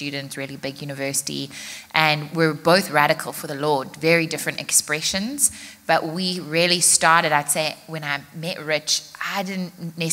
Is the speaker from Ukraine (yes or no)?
no; South Africa; moved away as an adult; now in United States; born in the States. I was raised in South Africa